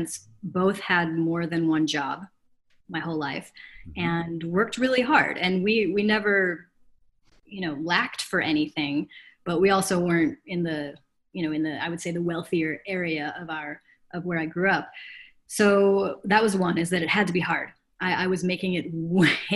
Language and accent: English; Chicago, Illinois, United States; also born or lived in Africa; I grew up on the North Shore of Chicago